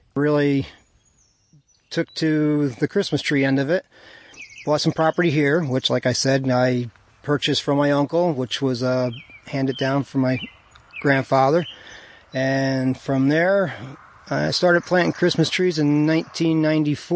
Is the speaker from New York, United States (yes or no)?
yes; Jeffersonville, New York, United States; As a kid, I grew up in the Calicoon Jeff area